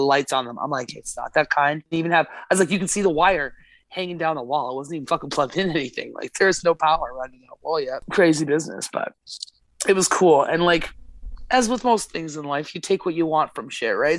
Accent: Alberta, Canada; now in Nova Scotia, Canada; I was born and raised in Alberta, and here I am in Nova Scotia

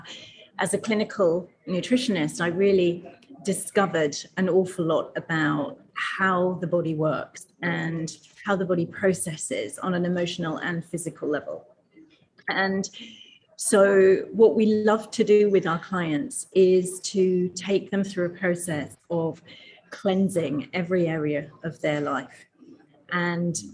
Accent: England, United Kingdom; accent: English; I'm from England, and my parents used to own a sweet and confectionery shop when I was growing up

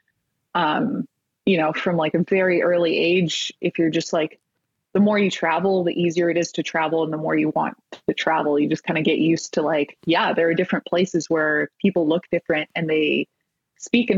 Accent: Bay Area, California, United States; I'm like Bay Area born and raised

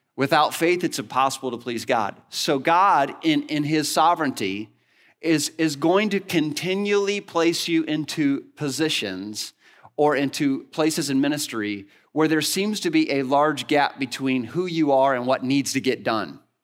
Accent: Northwest Illinois, United States; moved away; I grew up in the Midwest, in Northwest Illinois

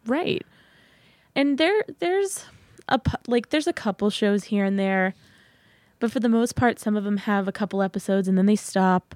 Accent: San Antonio, Texas, United States; moved away as an adult; now in Massachusetts, United States; I was born and raised in San Antonio, Texas

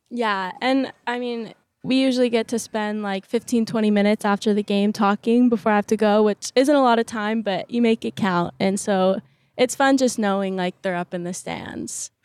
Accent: Newport Beach, California, United States; moved away as an adult; now in Corvallis, United States; growing up in Newport Beach

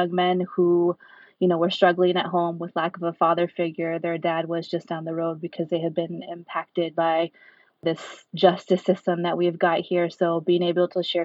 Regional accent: Sacramento, California, United States; moved away as an adult; also born or lived in Bay Area; now in Salinas, United States; born and raised in Sacramento

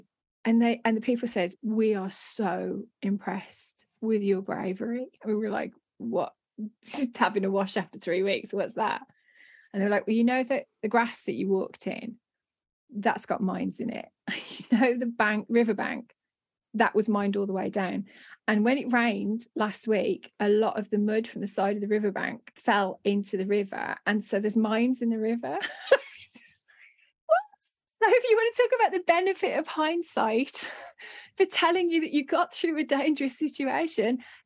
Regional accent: United Kingdom; we're British

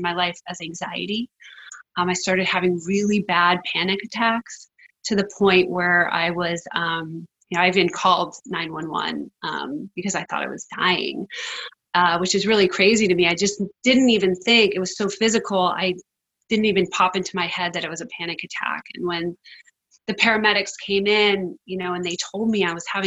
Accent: East Coast, United States; moved away; also born or lived in California; I grew up on the East Coast, but I was called out to California to be an actor.

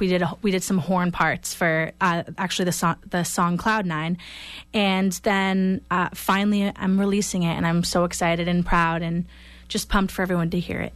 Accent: Kingston, Massachusetts, United States; moved away as an adult; also born or lived in Boston, United States; now in Los Angeles, United States; I'm actually from Kingston, Mass

